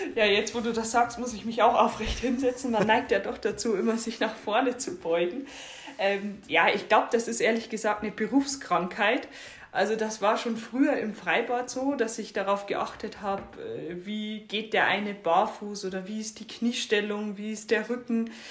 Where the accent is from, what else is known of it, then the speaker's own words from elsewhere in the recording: Bavarian Forest, Germany; moved away; also born or lived in northern Germany; dass ich im Norden zu Hause bin, aber meine Heimat auch noch im bayerischen Wald ist.